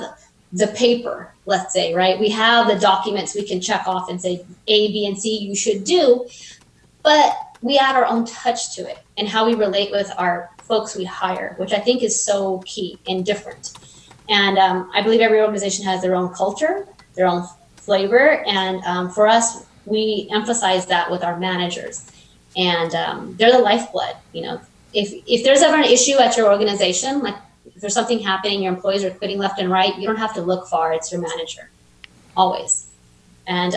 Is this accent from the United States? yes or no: yes; Fresno, California, United States; now in Bakersfield, United States; I moved to Kern County when I was 11, so Central Valley kid.